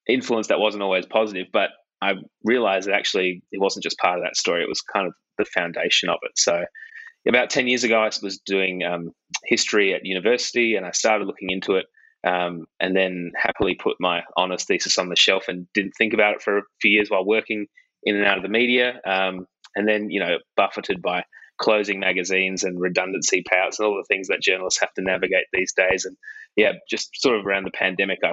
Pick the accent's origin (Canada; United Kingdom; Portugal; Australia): Australia; Adelaide, South Australia; growing up in Adelaide in South Australia. This is the city I've lived in my whole life